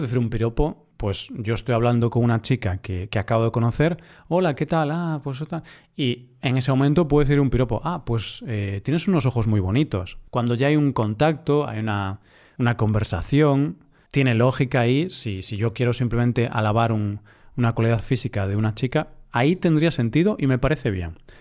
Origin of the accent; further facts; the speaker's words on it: Galicia, Spain; yo soy del norte, soy de Galicia